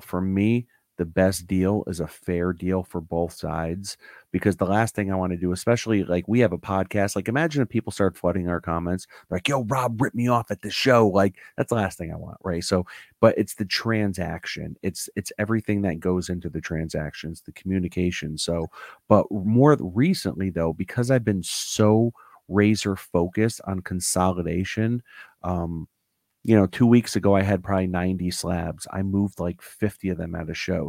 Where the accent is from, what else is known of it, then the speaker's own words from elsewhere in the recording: Newtown, Connecticut, United States; I grew up in Newtown, Connecticut